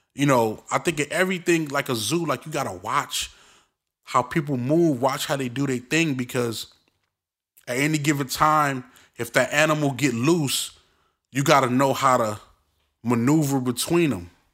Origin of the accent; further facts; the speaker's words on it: Brooklyn, New York, United States; accent: Brooklyn; moved away; also born or lived in Inglewood, Los Angeles; I'm from Brooklyn.